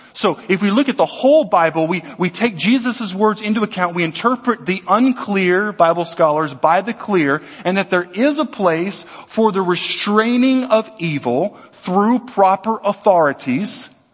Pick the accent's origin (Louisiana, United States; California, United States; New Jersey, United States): Louisiana, United States; also born or lived in Texas; I'm an American. I'm a Southerner. I was born in Texas. I was raised in Louisiana